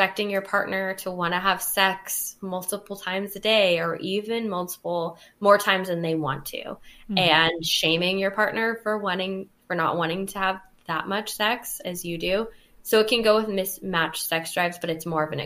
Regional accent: California, United States; I'm from California, and as a culturally responsible therapist

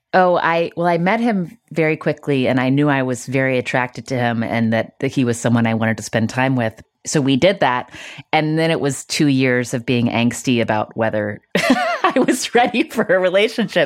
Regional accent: West Virginia, United States; I grew up in West Virginia

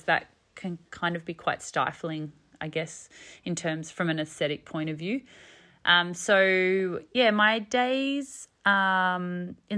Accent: family farm in southern New South Wales, Australia; also born or lived in Sydney; My husband and I have in the last 4 years moved back to our family farm, my family farm where I grew up, which is pretty exciting. We moved back from Sydney

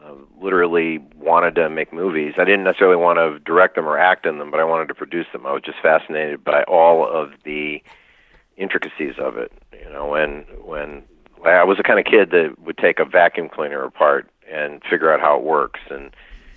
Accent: near Lake Wallenpaupack, Pennsylvania, United States; I was raised near Lake Wallenpaupack in Pennsylvania.

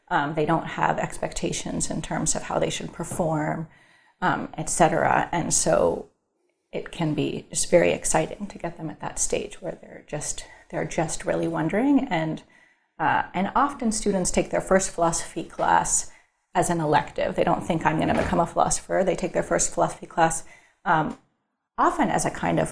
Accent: Northern California, United States; I'm from Northern California

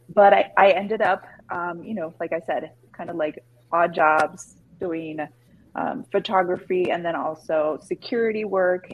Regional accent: Los Angeles, California, United States; born and raised

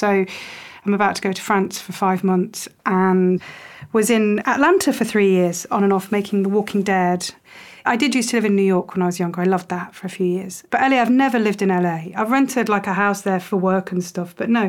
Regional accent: United Kingdom; I don't feel very English at all. I'm British, but I don't feel very English. My family were Polish, Irish.

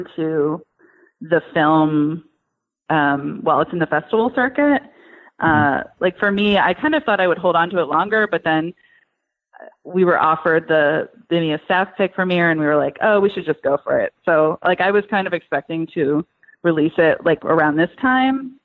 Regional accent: New Hampshire, United States; moved away; I'm originally from New Hampshire

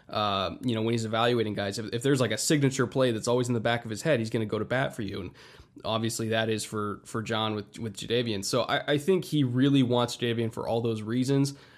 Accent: Orange County, California, United States; I'm from Orange County, which, you know, is, like, right next to L

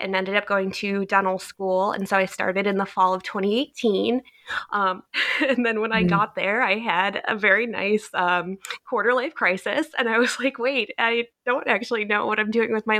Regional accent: Cleveland, Ohio, United States; moved away; I grew up in Cleveland, Ohio, in the U.S.

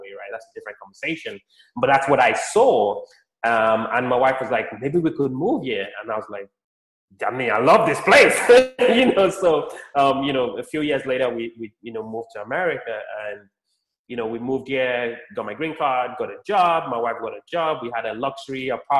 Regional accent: Nigeria; also born or lived in London, United Kingdom; now in United States; I was born in Nigeria, lived in the UK, London, UK for a bit, about 10 years. And now I live in the United States

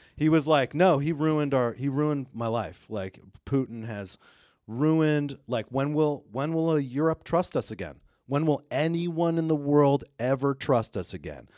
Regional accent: United States; we're from the United States

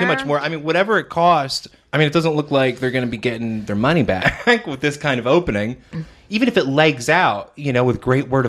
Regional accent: New Jersey, United States; I'm a Jersey boy. I mean, I was born in New Jersey.

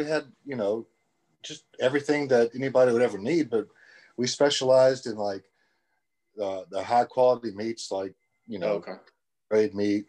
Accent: Lake Charles, Louisiana, United States; I'm from Lake Charles, Louisiana.

